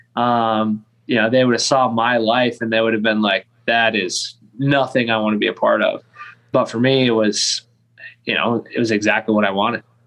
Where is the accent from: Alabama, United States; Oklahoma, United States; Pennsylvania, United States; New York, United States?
New York, United States; Lansing; also born or lived in Ithaca, New York; I grew up in Lansing, New York, which is the next town north on uh, Cayuga Lake